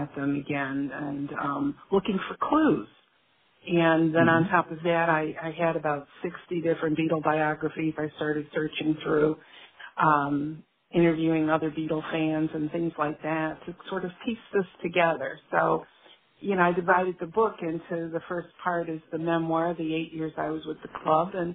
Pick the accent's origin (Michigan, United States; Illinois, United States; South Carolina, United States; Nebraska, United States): Illinois, United States; Chicago; the neighborhood that I grew up in Chicago